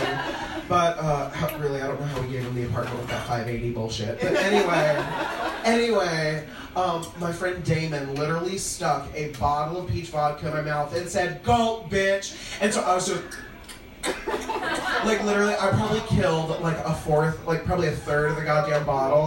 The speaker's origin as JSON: {"language": "English", "town": "Springfield", "region": "Illinois", "country": "United States", "moved": "as an adult", "lives_now": "Chicago, United States", "said": "I'm from Springfield, Illinois"}